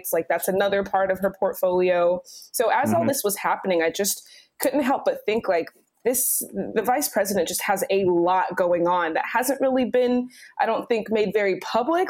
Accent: Tallahassee, Florida, United States; I'm from Tallahassee, which is just Florida and Georgia.

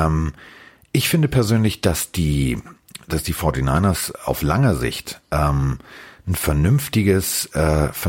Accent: Hamburg, Germany; ich bin Hamburger.

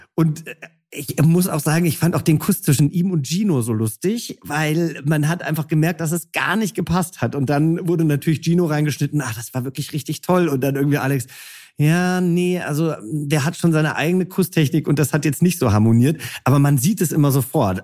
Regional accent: Hesse, Germany; now in Berlin, Germany; ich bin ja selber auch Hesse

